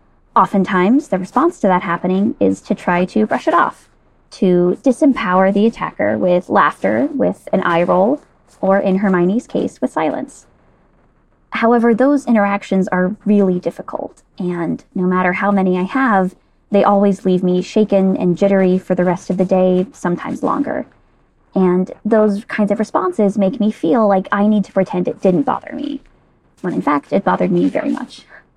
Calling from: New York City, New York, United States; I'm calling in from New York City.

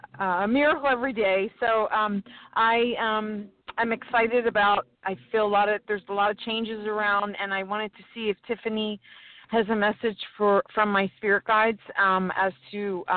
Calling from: San Diego, California, United States; I'm calling from San Diego, sunny San Diego.

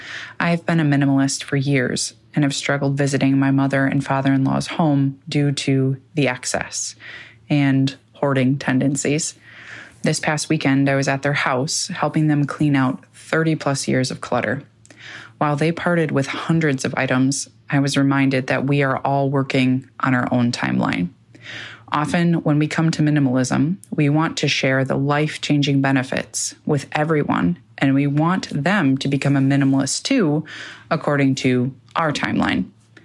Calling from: Sheboygan, Wisconsin, United States; Hey, minimalists. … I'm calling from Sheboygan, Wisconsin.

